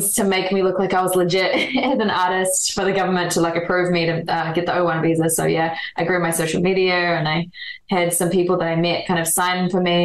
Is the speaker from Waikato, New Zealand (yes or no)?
no; Auckland, New Zealand; moved away as an adult; now in Los Angeles, United States; born and raised New Zealand.